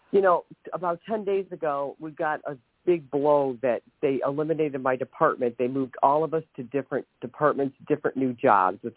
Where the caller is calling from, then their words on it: Ohio, United States; from Ohio